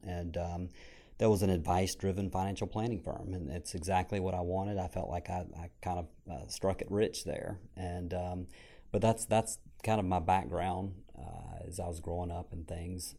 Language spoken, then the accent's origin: English; Franklinton, North Carolina, United States; I grew up in a small town called Franklinton. uh, here in, uh, North Carolina, about forty-five minutes north of Raleigh